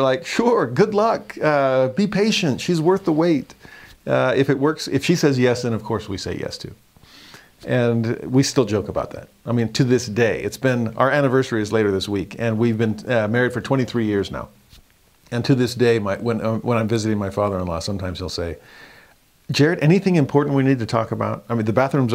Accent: Southern California, United States; moved away; also born or lived in Utah; I'm from Southern California

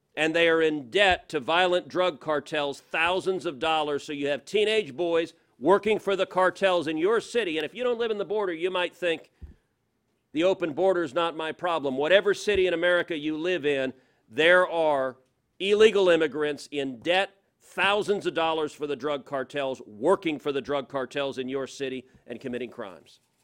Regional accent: Houston, Texas, United States; I'm from Houston

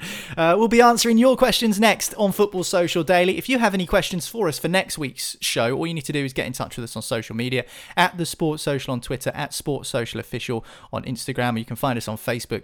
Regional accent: England, United Kingdom; we're English

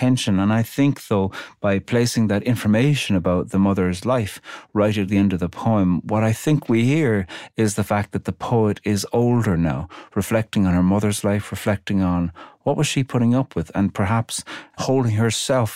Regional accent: Ireland; I'm Irish

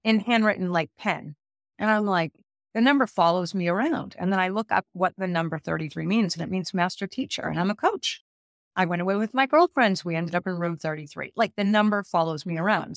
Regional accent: Boston, Massachusetts, United States; I'm from Boston, so I'm a proud Bostonian.

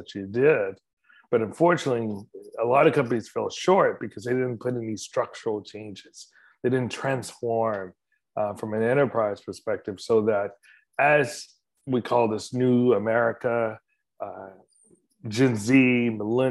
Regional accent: Spartanburg, South Carolina, United States; I grew up in a big town of Spartanburg, South Carolina

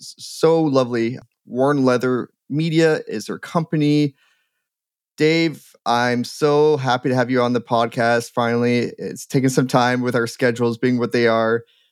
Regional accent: Ontario, Canada; now in Alberta, Canada; And I'm an import too, I guess. I'm from Ontario too.

